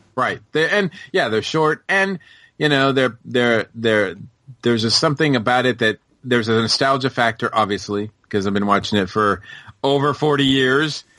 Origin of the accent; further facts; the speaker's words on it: Massachusetts, United States; moved away as an adult; now in Georgia, United States; I'm from Massachusetts, so it was always like, boom, cold